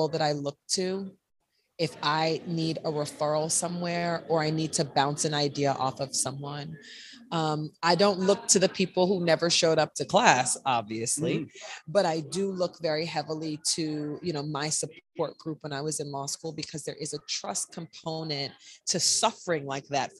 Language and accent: English; North Carolina, United States; now in New Jersey, United States; I live in the great state of New Jersey, but I am from North Carolina. I'm Southern.